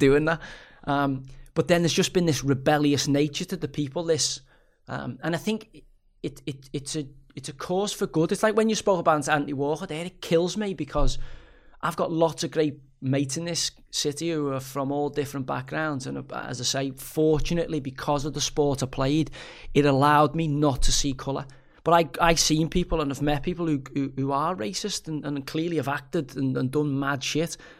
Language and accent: English; Liverpool, North West England, United Kingdom; I'm a Scouser